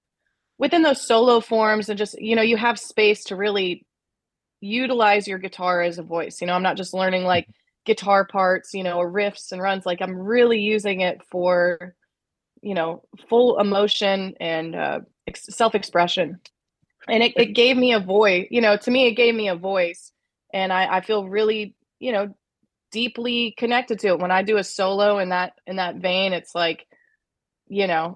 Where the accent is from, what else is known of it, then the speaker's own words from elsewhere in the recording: Kansas City, Missouri, United States; I grew up in Kansas City